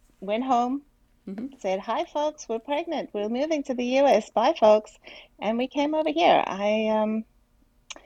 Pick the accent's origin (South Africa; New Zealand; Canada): South Africa; moved away as an adult; I was born in South Africa. I went to a parochial school.